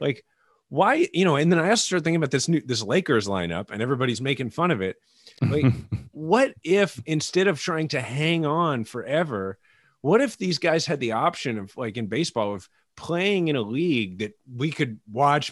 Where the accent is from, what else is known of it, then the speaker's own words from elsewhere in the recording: Kansas City, Missouri, United States; growing up in Kansas City